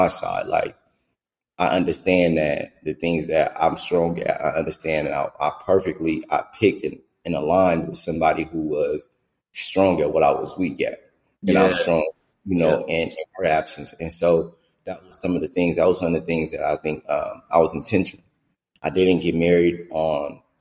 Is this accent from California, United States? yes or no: yes; Stockton, California, United States; now in Atlanta, United States; I grew up in Stockton, California